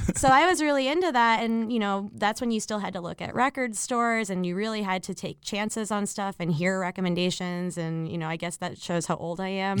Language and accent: English; Miami, Florida, United States; also born or lived in Chicago; now in New York, United States; I was born in Miami, Florida, and I was raised by, like, retired, like, New York Jewish people